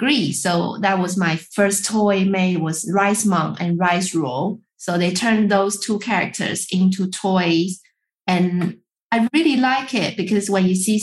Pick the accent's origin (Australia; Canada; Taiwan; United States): Taiwan; I'm from Taiwan. And when I grow up, we eat rice every day